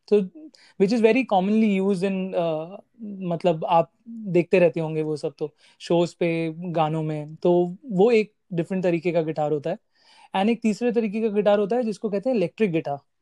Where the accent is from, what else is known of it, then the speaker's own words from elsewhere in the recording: Delhi, India; moved away as an adult; now in Mumbai, India; मैं दिल्ली से हूँ आई शिफ्टेड टू बॉम्बे